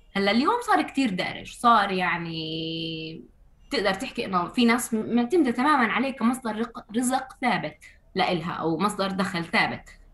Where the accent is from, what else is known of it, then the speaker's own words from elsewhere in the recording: Ramallah, West Bank, Palestine; محيط مدينتي رام الله